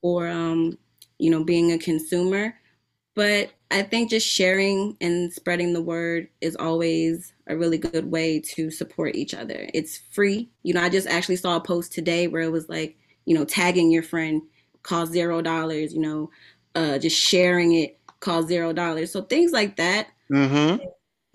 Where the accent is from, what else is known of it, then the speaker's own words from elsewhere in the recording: East Orange, New Jersey, United States; I'm from East Orange, New Jersey